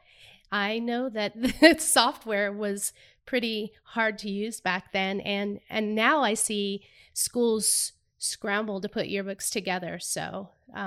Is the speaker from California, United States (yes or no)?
yes; Sacramento, California, United States; moved away as an adult; now in Wisconsin, United States; I'm from California as well. I'm from Sacramento. So I've been in Wisconsin about 3 months.